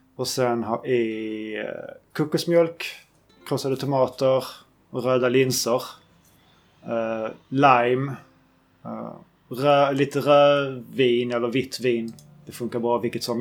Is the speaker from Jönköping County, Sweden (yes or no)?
no; Skåne, Sweden; now in southern Norrland, Sweden; jag kan lika bra flytta hem till Skåne igen